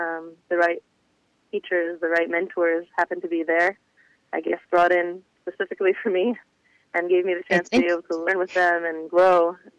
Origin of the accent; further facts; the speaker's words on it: Houston, Texas, United States; Okay. So I'm originally from Houston, Texas, which is part of what led me to want to go back there to be able to help out with the relief efforts later on. I did live in several other places.